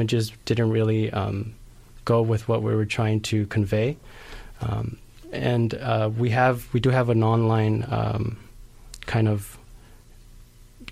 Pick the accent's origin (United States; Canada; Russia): United States; Los Angeles, California; moved away as an adult; now in Santa Cruz, United States; I grew up in South Central Los Angeles